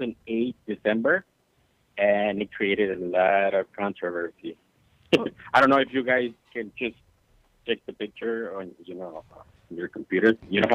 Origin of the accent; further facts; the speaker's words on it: Mexico; moved away; I'm from Mexico.